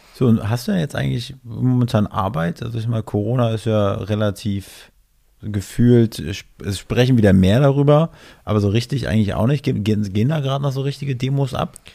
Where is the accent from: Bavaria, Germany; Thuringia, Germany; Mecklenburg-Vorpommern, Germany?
Mecklenburg-Vorpommern, Germany; near Schwerin; Ich komme aus MacPom, aus der Nähe von Schwerin